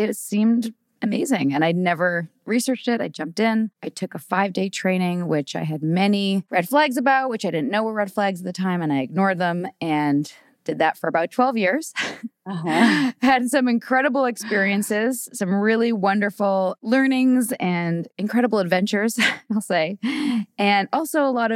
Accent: Vancouver, British Columbia, Canada; I'm from Vancouver, born and raised there

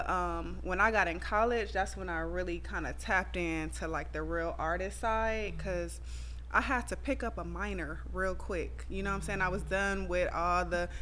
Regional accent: Compton, California, United States; now in Atlanta, United States; I really do have, like, a lot of PTSD from, like, growing up in Compton.

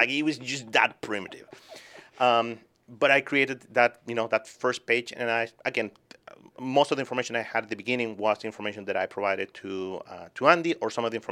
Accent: Chile; moved away as an adult; also born or lived in Boston, United States; now in New Hampshire, United States; I was born and raised in Chile.

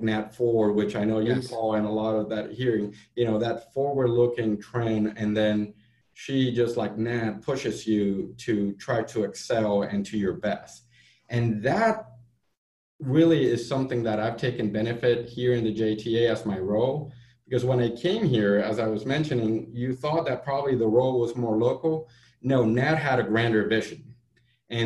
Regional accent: Puerto Rico; moved away as an adult; now in Jacksonville, United States; my passion for Puerto Rico. Born there, I did my grad school there

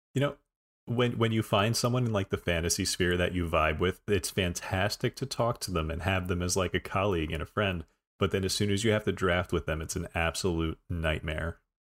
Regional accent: New Jersey, United States; I am from Jersey

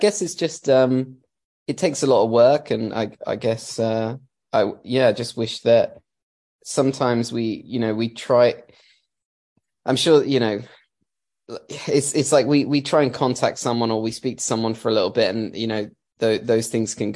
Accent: Milton Keynes, South East England, United Kingdom; we're from Milton Keynes in England

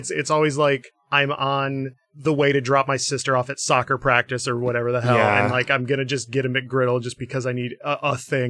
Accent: Michigan, United States; now in Nebraska, United States; So I'm from Michigan. I live in Nebraska right now.

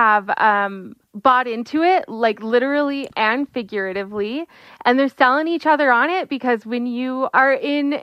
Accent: Southern California, United States; I grew up in Southern California

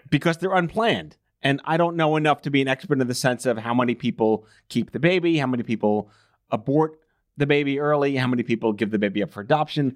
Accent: New York, United States; as a New Yorker

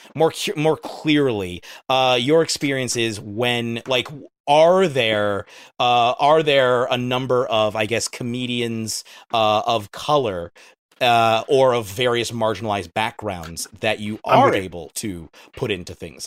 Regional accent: United States; speaking as an American

